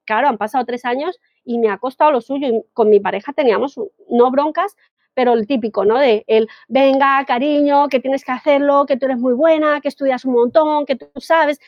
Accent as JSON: {"language": "Spanish", "country": "Colombia", "said": "yo soy colombiana"}